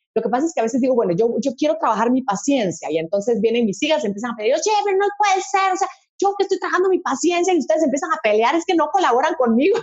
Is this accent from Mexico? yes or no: no; Guatemala; a las guatemaltecas nos dicen chapines